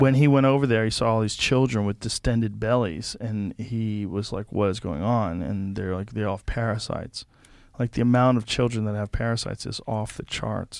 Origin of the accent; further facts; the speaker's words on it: Boston, Massachusetts, United States; moved away; I grew up in Boston